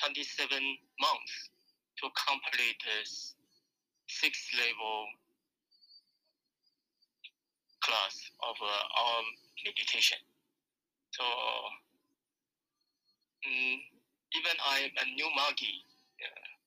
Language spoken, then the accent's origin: English; Taiwan; I came from Taiwan, born in 1955.